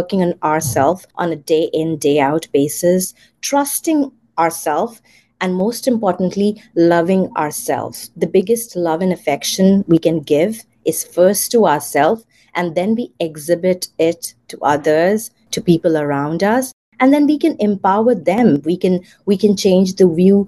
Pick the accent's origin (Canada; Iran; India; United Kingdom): India; moved away as an adult; now in United States; I was born in India, raised there, and I migrated to the United States after my marriage 14 years back.